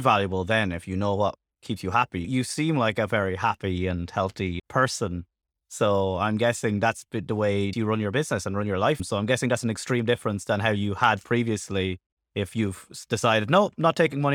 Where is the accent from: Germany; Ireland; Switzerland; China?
Ireland; I'm from Ireland